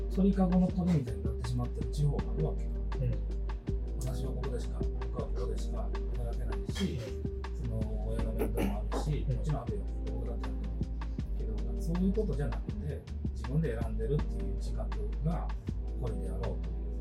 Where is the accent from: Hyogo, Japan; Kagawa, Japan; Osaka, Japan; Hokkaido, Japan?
Hyogo, Japan; Tamba; 僕はまあ、丹波市っていうの出身だけど